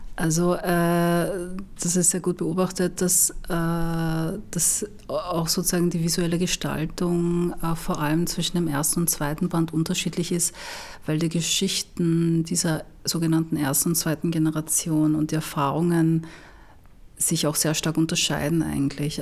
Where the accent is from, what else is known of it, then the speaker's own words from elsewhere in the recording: Vienna, Austria; ich komme aus Wien